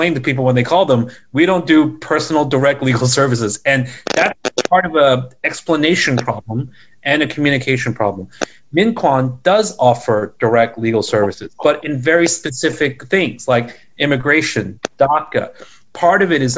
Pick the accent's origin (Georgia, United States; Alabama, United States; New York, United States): New York, United States; New York City; I grew up in Flushing, so I say this as someone who sees Flushing as their sort of home